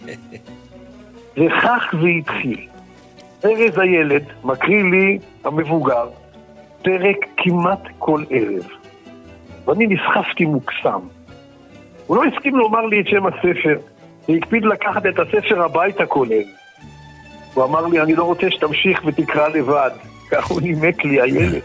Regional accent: Israel; גרנו בכפר ערבי נטוש ליד תל אביב

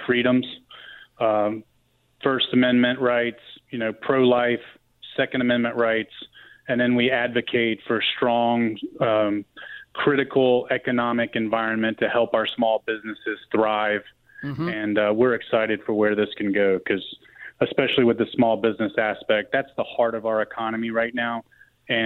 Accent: Greenville, South Carolina, United States; I grew up right on North Main Street in Greenville, born and raised here

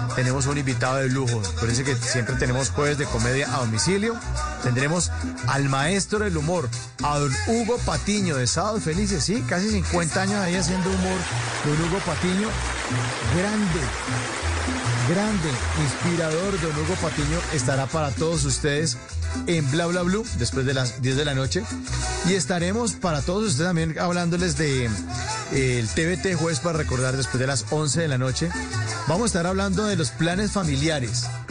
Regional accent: Colombia; como colombiano

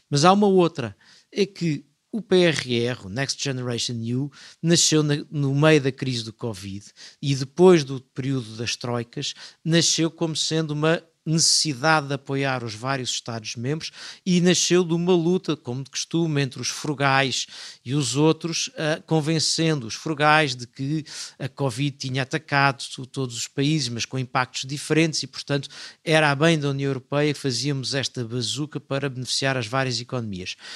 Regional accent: Portugal; a minha atitude é, eu estou cá para fiscalizar, mas sou português

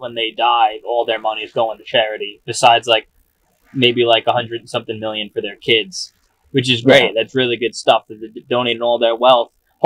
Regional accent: New York, United States; moved away as an adult; now in Los Angeles, United States; I moved to Los Angeles from New York

